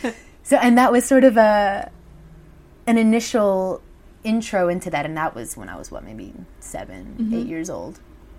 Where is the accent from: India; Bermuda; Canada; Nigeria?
Bermuda; also born or lived in Mexico / Brazil; now in London, United Kingdom; I'm originally from Bermuda, born and raised, which is, had a very lovely, you know, beautiful childhood growing up on beautiful tropical island.